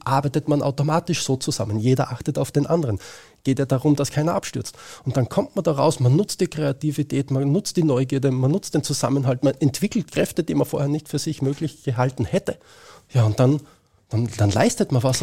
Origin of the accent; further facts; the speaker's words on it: Austria; bei uns in Österreich